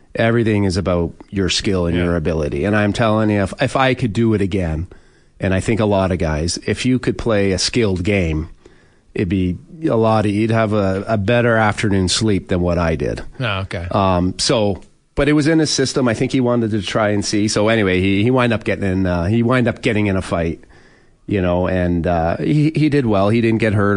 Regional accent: Oshawa, Ontario, Canada; growing up in Oshawa with my family, we just we never did anything extra.

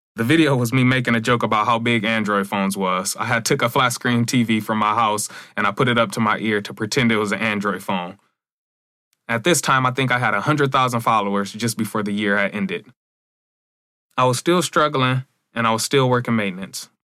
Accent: Battle Creek, Michigan, United States; I'm from Battle Creek, Michigan. I'm the only YouTuber in my city

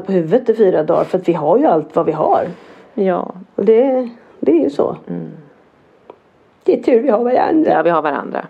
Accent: Norrland, Sweden; jag som norrlänning

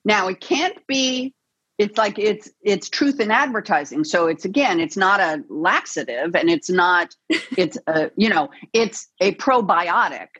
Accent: Los Angeles, California, United States; It's my hometown, born and raised here in the City of Angels

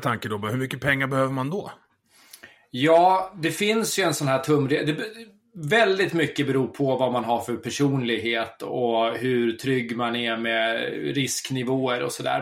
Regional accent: Södertälje, Stockholm County, Sweden; moved away; also born or lived in Guadalajara, Mexico; jag är född och uppvuxen i Södertälje

